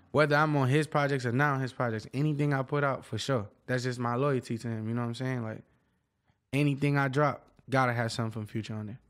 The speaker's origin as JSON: {"language": "English", "town": "Miami", "region": "Florida", "country": "United States", "said": "I'm from Dade County"}